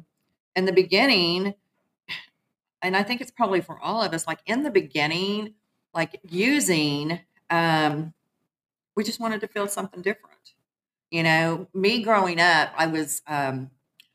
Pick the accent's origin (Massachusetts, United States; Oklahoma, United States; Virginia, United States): Oklahoma, United States; Muskogee; I'm originally from Muskogee, Oklahoma. I'm an Okie from Muskogee.